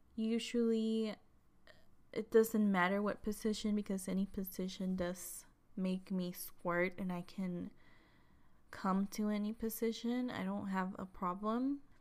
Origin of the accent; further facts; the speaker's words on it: Chihuahua, Mexico; moved away; I am from Mexico, from Chihuahua, Chihuahua, which is right below Texas